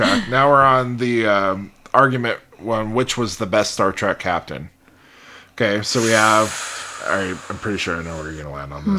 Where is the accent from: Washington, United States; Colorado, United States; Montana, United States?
Montana, United States; Butte; accent: Butte; It's my Butte accent.